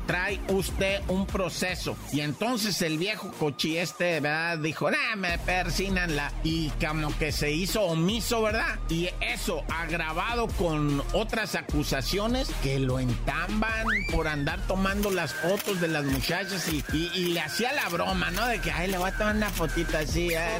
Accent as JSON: {"language": "Spanish", "region": "Oaxaca", "country": "Mexico", "said": "yo como oaxaqueño"}